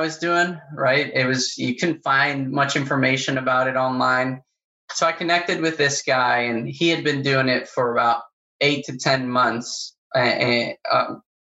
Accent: Paraguay; moved away as an adult; also born or lived in Oklahoma; now in Florida, United States; I grew up in South America, I grew up in Paraguay

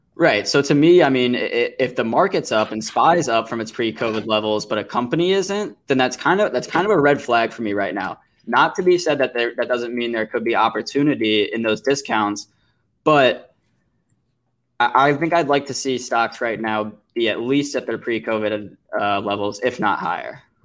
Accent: St. Louis, Missouri, United States; my hometown of Saint Louis, Missouri

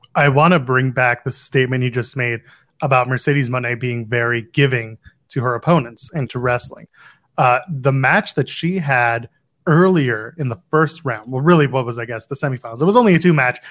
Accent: Ottawa, Ontario, Canada; moved away as an adult; now in Toronto, Canada; there, it's my hometown

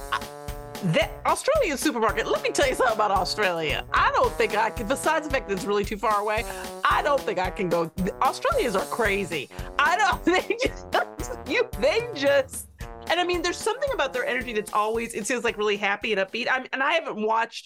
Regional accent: Midwest, United States; growing up in the Midwest

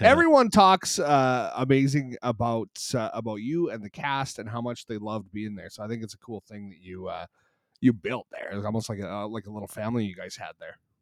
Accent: Canada; growing up in Canada

